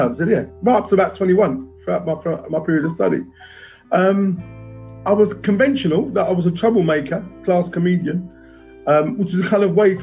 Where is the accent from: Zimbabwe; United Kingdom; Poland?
United Kingdom; London; I grew up in West London, Jimmy. I grew up in a place called Acton